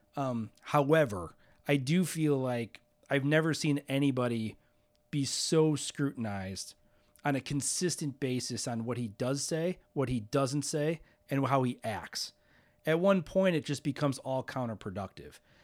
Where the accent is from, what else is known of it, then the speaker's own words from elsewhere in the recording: Hammond, Indiana, United States; I grew up in Hammond